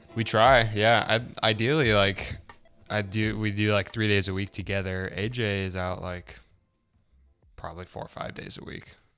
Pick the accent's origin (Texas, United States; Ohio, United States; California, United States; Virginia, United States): California, United States; Salinas; moved away; also born or lived in Idaho Falls, Idaho; I grew up in Central California